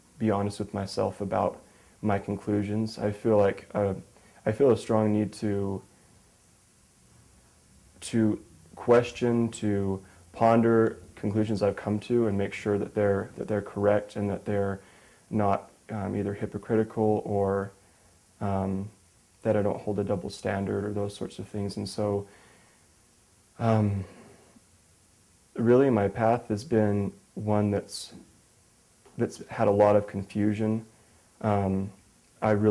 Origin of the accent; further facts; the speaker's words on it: Salt Lake City, Utah, United States; also born or lived in Minnesota; I'm from Salt Lake City, Utah